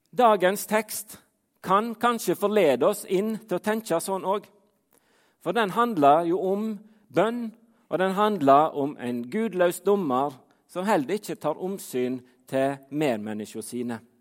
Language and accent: Norwegian; Fitjar, Vestland, Norway; now in Trondheim, Norway; Jeg bor i Trondheim, men som dere hører på dialekten min, så er jeg ikke derifra. Jeg kommer fra Fitjar på Stord